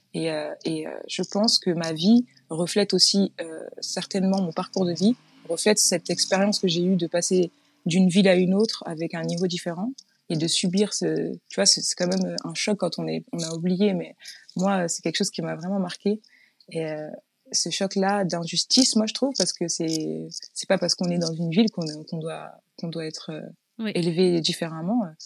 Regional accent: Chanteloup-les-Vignes, Île-de-France, France; moved away as an adult; Je suis née dans le sud de la France, mais mmh. j'étais toute petite quand je, quand je suis arrivée à Chanteloup-les-Vignes

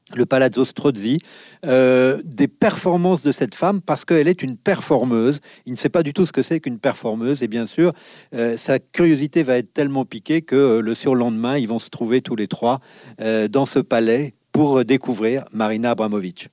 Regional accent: Nieul-sur-Mer, Nouvelle-Aquitaine, France; quand j'étais enfant à Niol-sur-Mer, à côté de La Rochelle

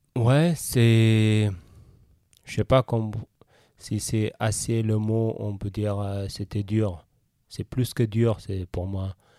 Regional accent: Eritrea; French is a second language; moved away as an adult; now in Switzerland; quand j'étais en Eritrea, jeune athlète

